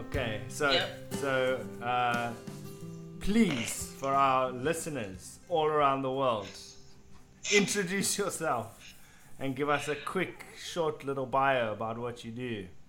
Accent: South Africa

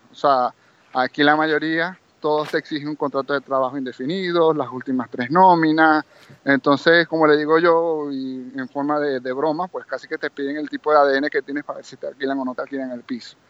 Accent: Maracaibo, Zulia, Venezuela; moved away as an adult; now in Barcelona, Spain; yo soy de Maracaibo, Estado Zulia

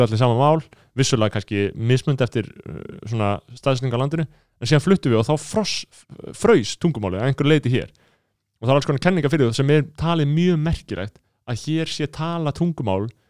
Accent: Reykjavík, Capital Region, Iceland; Við búum í borginu, við erum reykvingar Við erum fættir á mölinni

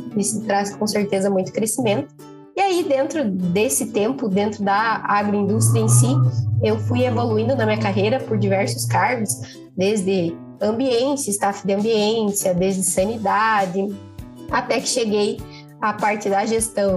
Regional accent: Paraná, Brazil; sou natural do Paraná

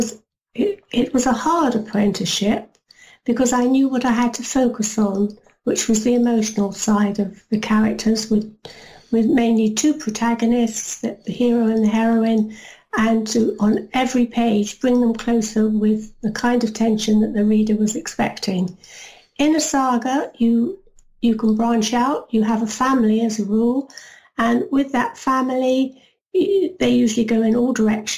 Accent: London, United Kingdom; family are EastEnders. We came from the Isle of Dogs

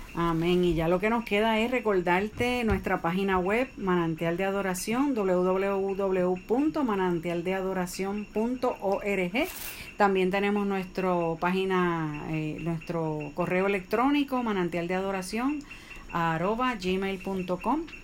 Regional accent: Puerto Rico; nosotros somos de Puerto Rico

